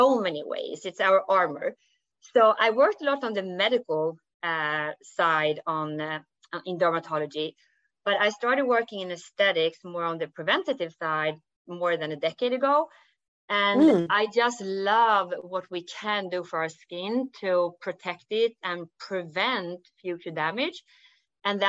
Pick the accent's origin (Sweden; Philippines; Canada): Sweden; accent: Swenglish; English is a second language; I'm from Sweden. So the funny accent is Swenglish. So I'm combining Swedish and English